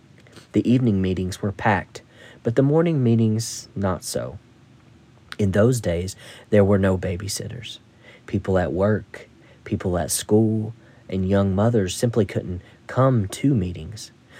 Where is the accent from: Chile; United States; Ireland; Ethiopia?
Ireland; But when I was a lad growing up in Ireland, and some Canadians told me the same in Nova Scotia, Saturday night was bath night.